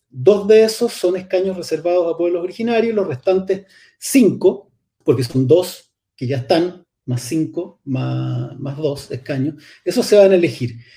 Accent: Chile; somos finalmente pueblo de Chile

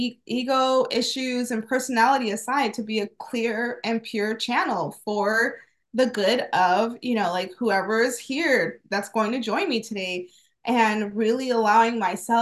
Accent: Phoenix, Arizona, United States; also born or lived in Wisconsin; I was raised here in Phoenix. I was born in Wisconsin, but raised here.

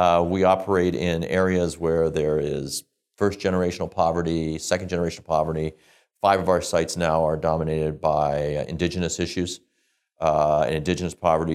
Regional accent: Midwest, United States; moved away as an adult; now in Canada; We grew up in the Midwest in the United States. I came to Canada

